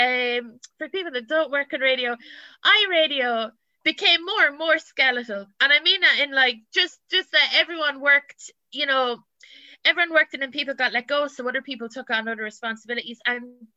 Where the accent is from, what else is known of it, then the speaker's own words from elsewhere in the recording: Ballymore, Leinster, Ireland; moved away as an adult; also born or lived in England; now in London, United Kingdom; I'm from Westmeath, and I'm very proud to be from the Midlands.